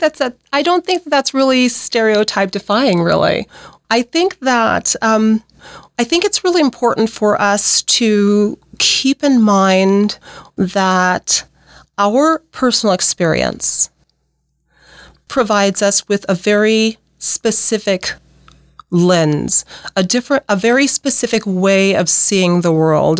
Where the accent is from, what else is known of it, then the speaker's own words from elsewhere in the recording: Nebraska, United States; also born or lived in Pacific Northwest; I'm from Nebraska.